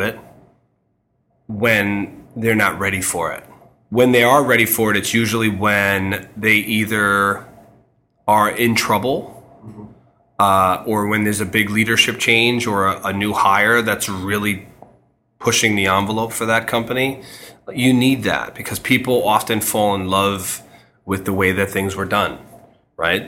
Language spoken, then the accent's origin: English; New York City, New York, United States; moved away as an adult; now in Connecticut, United States; I grew up in Queens where there are a lot of houses